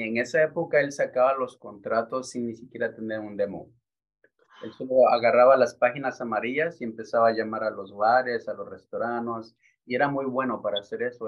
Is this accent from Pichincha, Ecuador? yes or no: yes; Quito, Pichincha, Ecuador; moved away as an adult; now in Newark, United States; yo nací en Quito, Ecuador. Nací y crecí en Quito, Ecuador hasta la edad de tres años.